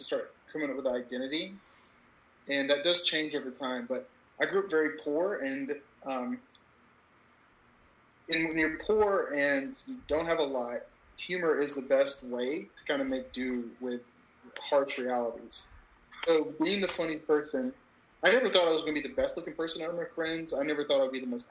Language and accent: English; Georgia, United States; moved away; I'm from Georgia originally.